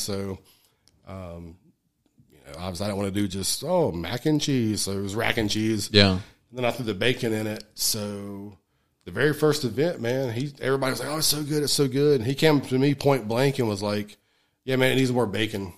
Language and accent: English; Alamance County, North Carolina, United States; I'm from Alamance County